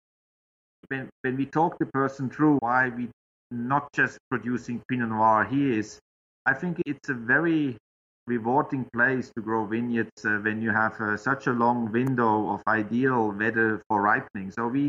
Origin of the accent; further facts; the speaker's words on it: Switzerland; English is a second language; moved away as an adult; as you might know, in Switzerland, we have all a bit of Chasselas. But when I moved from Switzerland over here